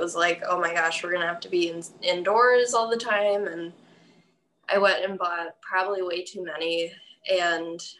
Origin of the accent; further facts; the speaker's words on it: Franklin, Wisconsin, United States; also born or lived in Illinois / West Allis, Wisconsin; They moved to the Great West Allis, lived there till I was like five. And then they moved to Franklin. And so like I went to Franklin High School.